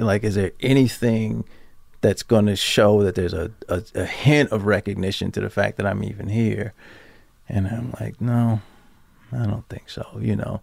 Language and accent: English; Baltimore, Maryland, United States; moved away as an adult; also born or lived in New York; I grew up in Baltimore, Maryland. I'm sorry. It, just for your listeners, I grew up in Baltimore City